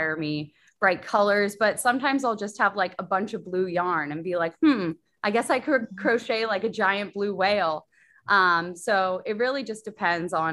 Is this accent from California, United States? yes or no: yes; Los Angeles, California, United States; moved away as an adult; also born or lived in New York City; I'm from LA. So I grew up in Los Angeles